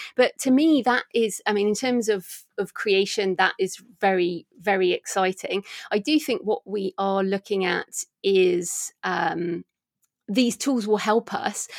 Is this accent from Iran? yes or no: no; United Kingdom; I'm a British woman